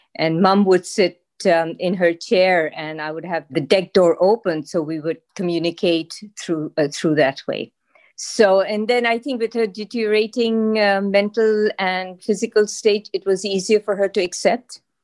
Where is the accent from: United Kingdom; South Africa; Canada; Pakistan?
Pakistan; moved away as an adult; now in Massachusetts, United States; I am from Pakistan, and I arrived to the U S in, uh, early s, nineteen seventy-seven